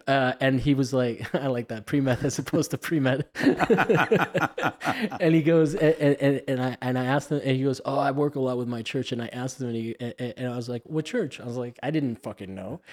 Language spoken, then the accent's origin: English; Miami, Florida, United States; accent: Miami; my Miami accent